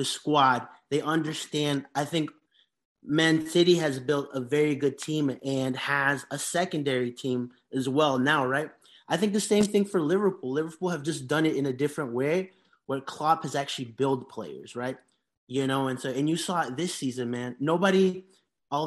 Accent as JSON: {"language": "English", "country": "Honduras", "tie": "born or raised there", "moved": "yes", "said": "I grew up, like, I'm from Honduras. In Honduras"}